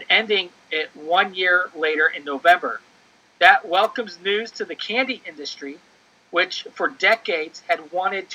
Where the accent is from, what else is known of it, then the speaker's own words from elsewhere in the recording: Ohio, United States; moved away; also born or lived in Chicago; I was born in Ohio